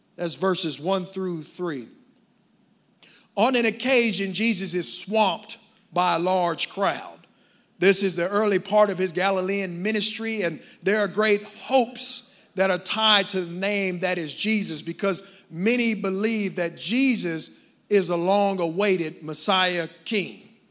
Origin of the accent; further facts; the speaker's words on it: Dallas, Texas, United States; I grew up in Dallas, so South Dallas and Oak Cliff